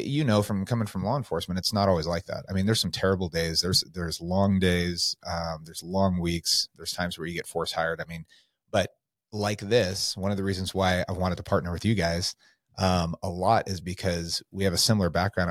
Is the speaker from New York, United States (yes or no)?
no; California, United States; now in Coeur d'Alene, United States; I came from California. We came up here in 2019.